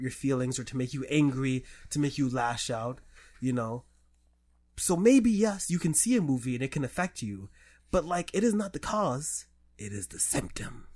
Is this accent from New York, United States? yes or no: yes; New York City, New York, United States; I grew up in the Bronx